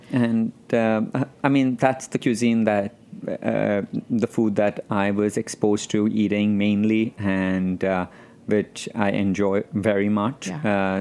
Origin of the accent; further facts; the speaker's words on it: Mumbai, Maharashtra, India; moved away as an adult; now in New York, United States; I grew up in Bombay, but I am Persian